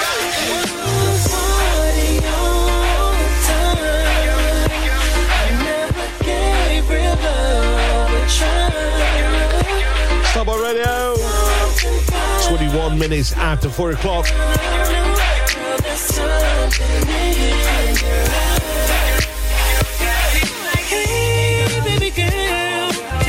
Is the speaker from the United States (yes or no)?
no; United Kingdom; we're British